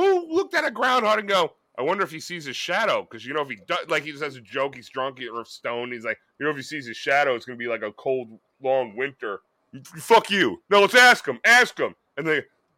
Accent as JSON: {"language": "English", "region": "New Jersey", "country": "United States", "said": "I'm a white, pasty fuck from Central Jersey"}